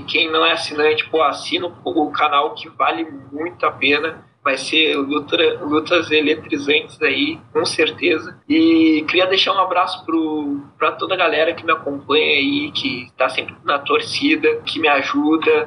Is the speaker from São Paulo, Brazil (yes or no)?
no; Pelotas, Rio Grande do Sul, Brazil; eu sou da cidade de Pelotas, eu sou do, do Rio Grande do Sul.